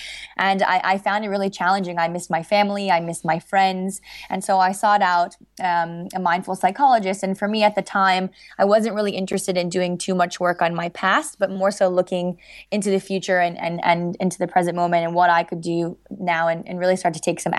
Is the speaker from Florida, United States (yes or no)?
yes; Miami, Florida, United States; So I grew up in Miami, and my parents got divorced when I was about 7